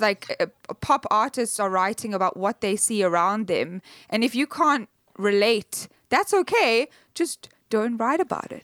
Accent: South Africa; I'm South African

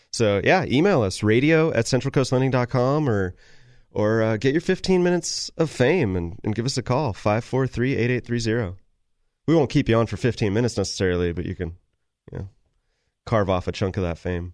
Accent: Sacramento, California, United States; I grew up in Sacramento

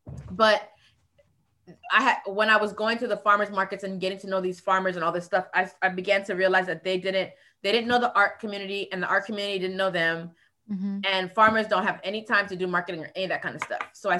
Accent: Florida, United States; also born or lived in Virgin Islands; I grew up in South Florida and in the Virgin Islands.

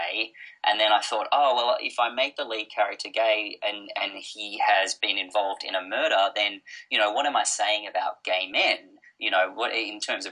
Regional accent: Blue Mountains, outside Sydney, New South Wales, Australia; now in Melbourne, Australia; I grew up in the Blue Mountains outside of Sydney

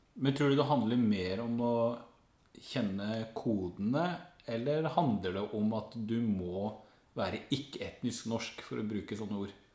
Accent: Skien, Telemark, Norway; now in Oslo, Norway; Jeg er jo en bygdegutt fra Skien som har forvilla meg inn i Oslo.

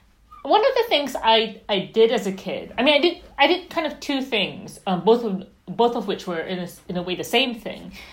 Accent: Malaysia; So I grew up in Malaysia, but I grew up reading kind of British and American authors

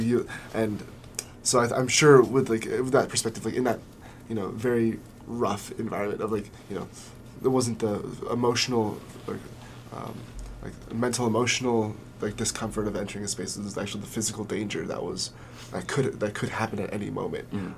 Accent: Southern California, United States; growing up in Southern California

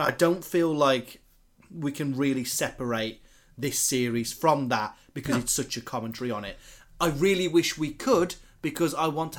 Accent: United Kingdom; as white and as British as us

